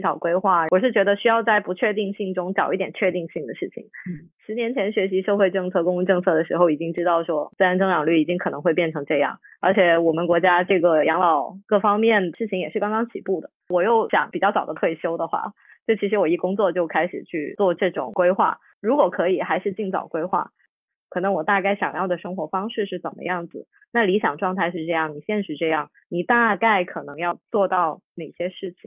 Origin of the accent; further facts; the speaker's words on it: Guangzhou, Guangdong, China; 我也是本地人嘛